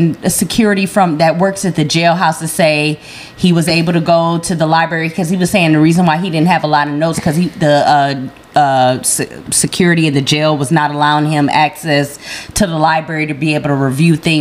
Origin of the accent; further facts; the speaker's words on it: Midwest, United States; child growing up in the Midwest